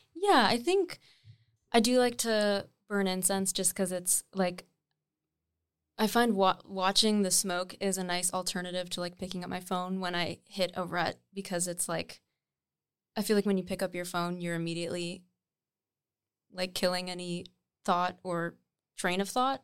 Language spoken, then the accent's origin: English; Nova Scotia, Canada; moved away as an adult; also born or lived in Munster, Ontario; now in Toronto, Canada; I was born in, actually, Ontario, in, like, a very small hamlet. called Munster, but then I moved to Nova Scotia when I was, like, eight or nine.